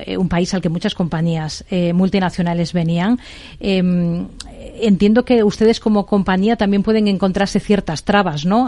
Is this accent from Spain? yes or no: yes; Spain; nuestro país